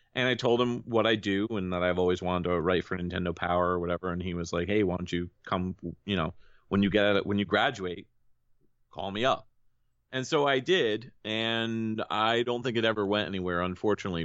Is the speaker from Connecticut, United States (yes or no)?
yes; Connecticut, United States; I'm from Connecticut